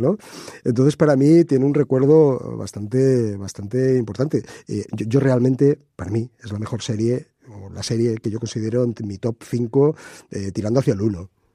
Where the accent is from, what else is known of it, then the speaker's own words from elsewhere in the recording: Spain; aquí en España